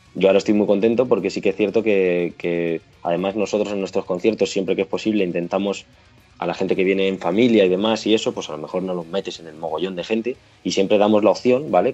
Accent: Móstoles, Community of Madrid, Spain; somos de Móstoles, ¿vale? La gran mayoría de nosotros

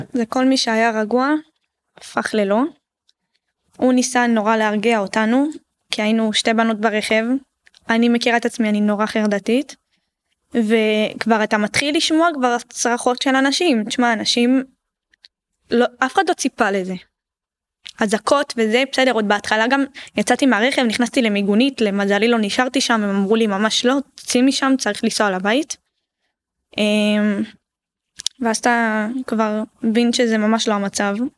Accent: Ashdod, Southern District, Israel; גדלנו באשדוד

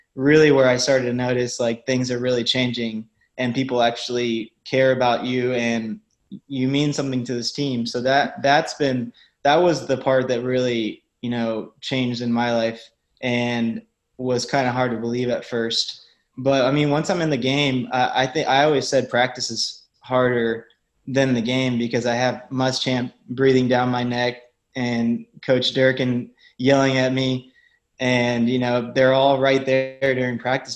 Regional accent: Ocala, Florida, United States; I grew up in Ocala, so everybody's a Gator fan there

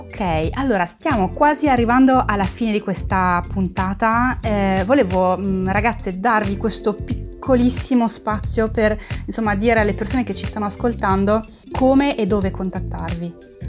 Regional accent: France; Italian is a second language; moved away; io sono francese

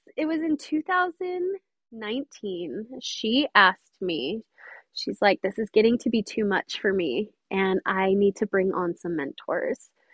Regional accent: St. George, Utah, United States; I am from St. George, Utah

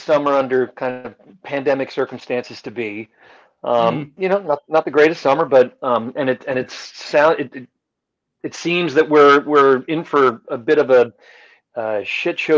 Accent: United States; first language French; English is a second language; I'm first generation American. My parents are both Belgian. And they immigrated here to the States just before I was born

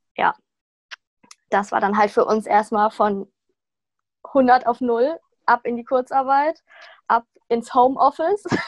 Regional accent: Sauerland, North Rhine-Westphalia, Germany; moved away as an adult; now in Cologne, Germany; Ich komme eigentlich aus dem Sauerland, bin extra nach Köln gezogen, um mein Anerkennungsjahr zu machen.

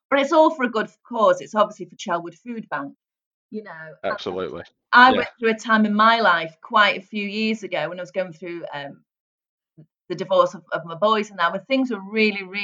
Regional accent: St Helens, North West England, United Kingdom; But believe it or not, Andy, I was brought up in St Helens. Now, St Helens has a real broad accent.

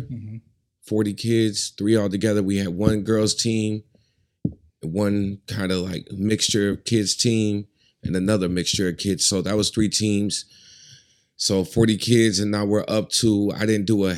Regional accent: Alpena, Michigan, United States; I'm from Alpena

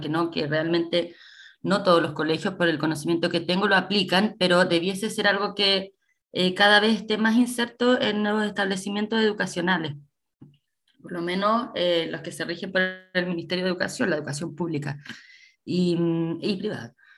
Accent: Coquimbo, Chile; also born or lived in San Antonio; somos de acá, somos de Coquimbo

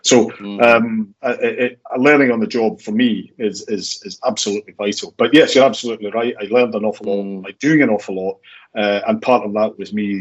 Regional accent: Glasgow, Scotland, United Kingdom; I was from Glasgow

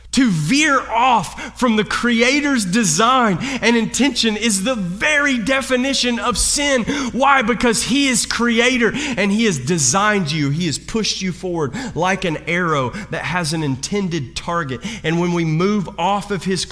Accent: Kentucky, United States; I'm from Kentucky

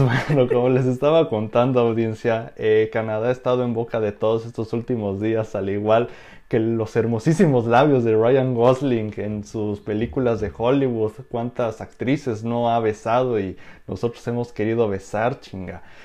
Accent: Mexico; como ciudadano mexicano

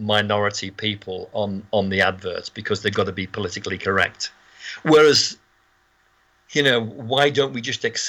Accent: Birkenhead, North West England, United Kingdom; when we were in Birkenhead

